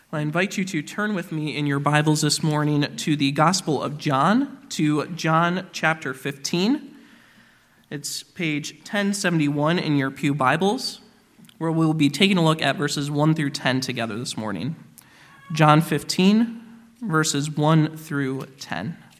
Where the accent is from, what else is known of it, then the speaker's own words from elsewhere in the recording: Michigan, United States; now in Indiana, United States; Where I grew up in Michigan, we had a number of orchards around